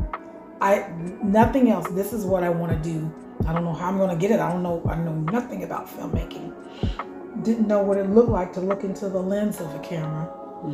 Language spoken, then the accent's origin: English; Indiana, United States; Born and raised in Indiana